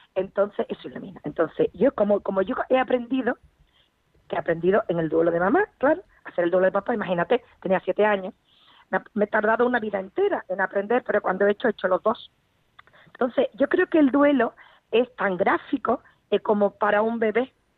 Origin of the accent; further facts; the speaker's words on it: Spain; Somos una cultura tremendamente familiar, España